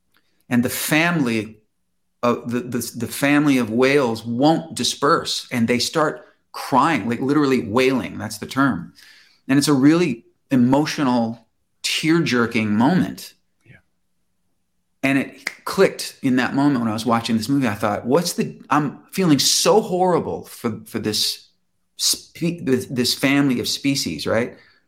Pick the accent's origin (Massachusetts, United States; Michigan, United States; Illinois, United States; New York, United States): Illinois, United States; Chicago; now in Los Angeles, United States; And I moved from Chicago to LA.